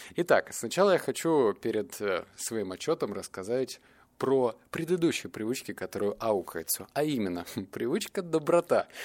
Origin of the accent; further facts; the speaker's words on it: Novosibirsk, Novosibirsk Oblast, Russia; я из Новосибирска